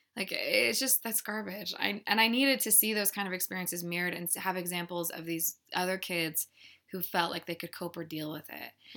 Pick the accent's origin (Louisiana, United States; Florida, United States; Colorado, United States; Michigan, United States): Colorado, United States; Littleton; I'm from Littleton, Colorado